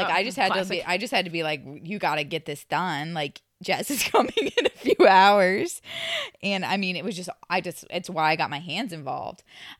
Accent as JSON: {"language": "English", "region": "Midwest", "country": "United States", "said": "I'm from the Midwest. I really enjoy a bargain, you know?"}